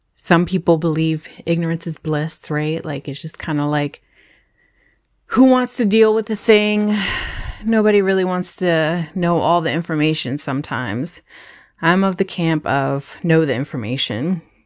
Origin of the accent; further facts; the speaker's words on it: Howard County, Maryland, United States; also born or lived in Brooklyn, New York; we came from New York, from Brooklyn, New York, to Howard County, Maryland